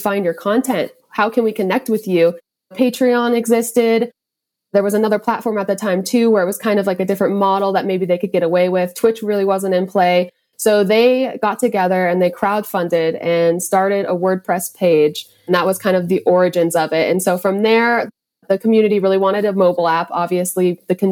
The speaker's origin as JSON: {"language": "English", "region": "Montana", "country": "United States", "tie": "born or raised there", "said": "growing up in Montana"}